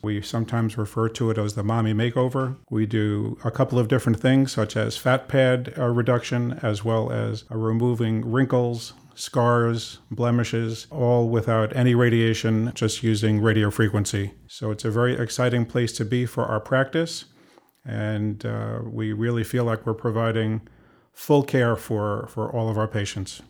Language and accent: English; New York City, New York, United States; also born or lived in Cleveland; started out in Queens, been there for most of my life